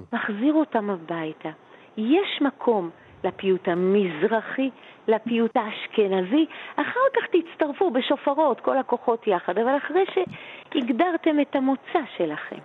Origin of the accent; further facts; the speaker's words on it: Jerusalem, Jerusalem District, Israel; אני גדלתי בשני יקומים מקבילים. היה אה, בית הכנסת של אבא בשכונת בית וגן